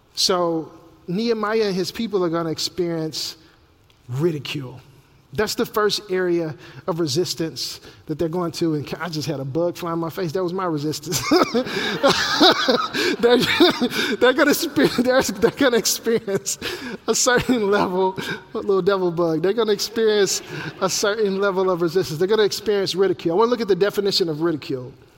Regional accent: Memphis, Tennessee, United States; my hometown of Memphis, Tennessee

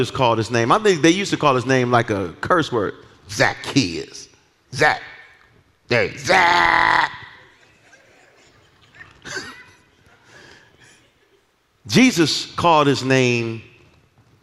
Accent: Detroit, Michigan, United States; I'm from Detroit. I'm just from Detroit

